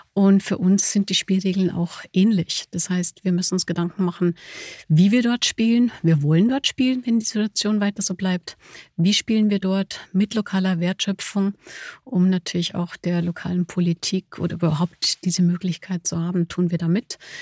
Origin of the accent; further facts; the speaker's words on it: Germany; trotz des, des holländischen Namens, ich bin Deutsche